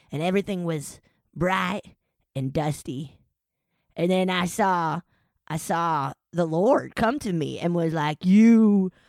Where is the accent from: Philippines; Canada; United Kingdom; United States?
United States; Texas; I am. I'm from Texas